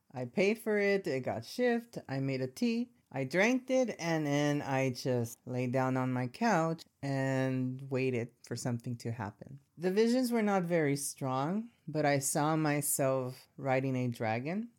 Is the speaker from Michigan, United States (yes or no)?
no; Los Angeles, California, United States; I grew up in Southern California in Latino neighborhoods, and I'm talking about Echo Park, Boyle Heights, East L A kind of neighborhoods